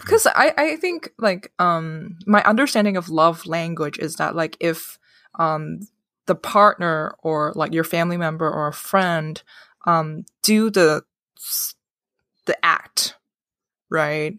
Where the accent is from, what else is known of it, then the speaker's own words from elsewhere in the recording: Hong Kong; moved away; I grew up in Hong Kong